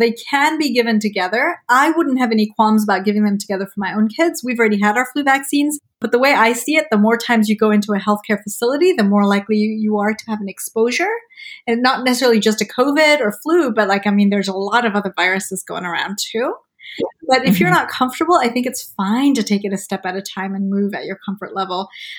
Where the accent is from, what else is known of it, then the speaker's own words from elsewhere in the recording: Malawi; I grew up in Malawi in Central Africa and we didn't have, you know, huge access to vaccines.